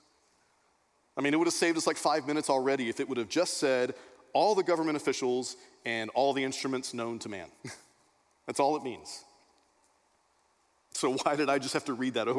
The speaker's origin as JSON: {"language": "English", "region": "Texas", "country": "United States", "tie": "born or raised there", "said": "I grew up in Texas, Beth did not. Growing up in Texas in Sunday school"}